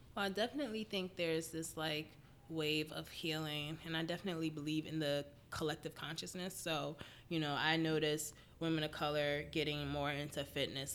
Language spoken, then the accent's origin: English; Philadelphia, Pennsylvania, United States; I'm from Philly. I've been living here most of my life. I think we moved here when I was four